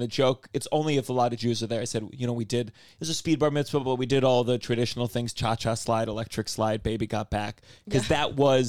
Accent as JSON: {"language": "English", "town": "Potomac", "region": "Maryland", "country": "United States", "tie": "born or raised there", "said": "Potomac, Maryland."}